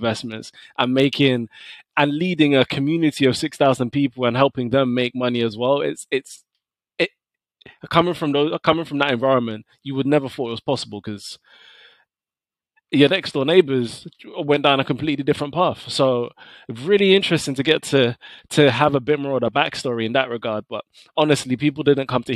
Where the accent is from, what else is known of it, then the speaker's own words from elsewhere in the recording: London, United Kingdom; I grew up in Tottenham.